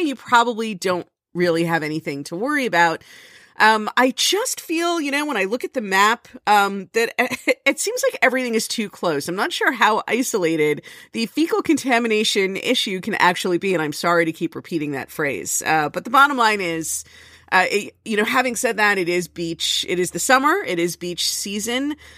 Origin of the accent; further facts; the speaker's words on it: Florida, United States; now in New Jersey, United States; I come from Florida